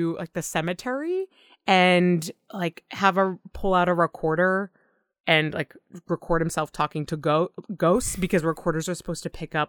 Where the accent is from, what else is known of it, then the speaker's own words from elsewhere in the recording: Massachusetts, United States; I grew up in Massachusetts, like the greater Boston.